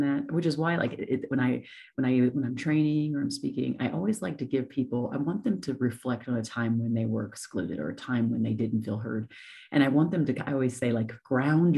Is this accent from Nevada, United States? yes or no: yes; Las Vegas, Nevada, United States; moved away as an adult; also born or lived in Columbus, Ohio; I'm actually originally from Ohio, Columbus, but I moved there when I was 9 and grew up in Las Vegas, Nevada. And then I moved from there when I was 23.